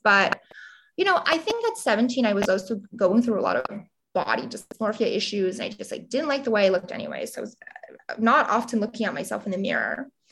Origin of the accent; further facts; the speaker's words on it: Montgomery County, Pennsylvania, United States; I grew up, you know, in Montgomery County, very quiet area right outside of Philadelphia, 45 minutes away